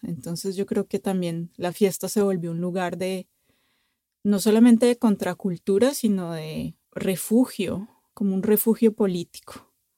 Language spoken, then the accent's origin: Spanish; Bogotá, Colombia; now in France; yo crecí en Bogotá